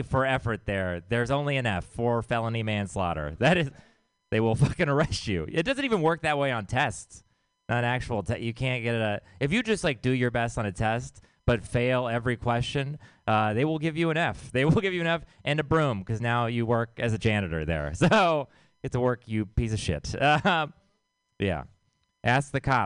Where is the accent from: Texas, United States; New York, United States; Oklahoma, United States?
Texas, United States; I'm from Texas.